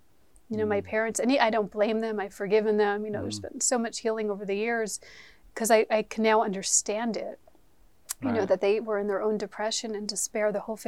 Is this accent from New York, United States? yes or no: yes; New York, United States; Yes, I'm from New York.